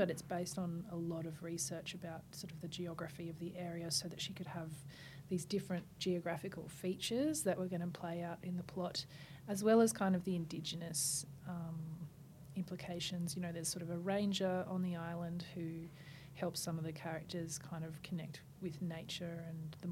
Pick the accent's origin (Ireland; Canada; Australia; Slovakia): Australia; St George, Queensland; moved away; St. George, my hometown